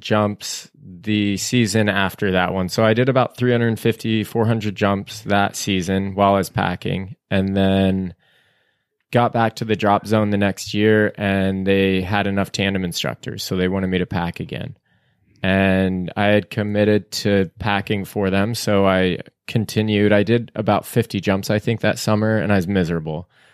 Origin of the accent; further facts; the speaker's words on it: Boise, Idaho, United States; I grew up in the Boise area.